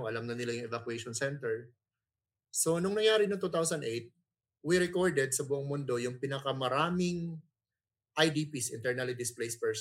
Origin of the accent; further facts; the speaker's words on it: Surigao del Norte, Caraga, Philippines; I'm from Mindanao. I'm from Surigao del Norte